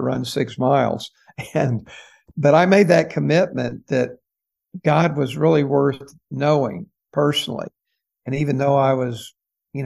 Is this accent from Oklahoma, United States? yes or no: yes; Tulsa, Oklahoma, United States; I grew up in Tulsa, Oklahoma